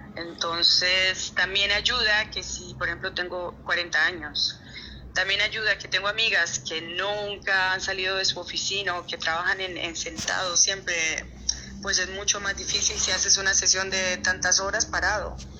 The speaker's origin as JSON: {"language": "Spanish", "country": "Colombia", "tie": "born or raised there", "also_born_or_lived": "Costa Rica / Miami", "moved": "as an adult", "lives_now": "Ibiza, Spain", "said": "me fui muy pequeñita de Colombia, pues los, las raíces que dejé fueron las de mi colegio, los, los, los compañeros del cole"}